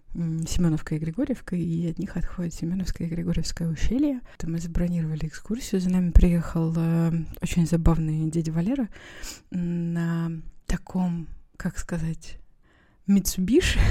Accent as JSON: {"language": "Russian", "town": "Perm", "region": "Perm Krai", "country": "Russia", "tie": "born or raised there", "moved": "yes", "said": "в детстве, в Перми были эти магазины"}